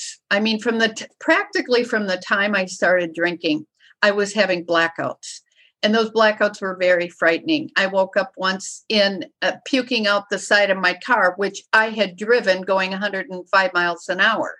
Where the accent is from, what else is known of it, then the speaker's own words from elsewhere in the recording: Wisconsin, United States; the alcohol is just what we do in Wisconsin. I mean, that is just, we are like one of the top states in the nation of overindulgence of alcohol. I mean, we drink.